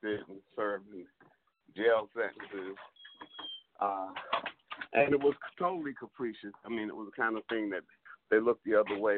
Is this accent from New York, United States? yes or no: yes; New York, United States; I'm from New York where, we've got this great opioid crisis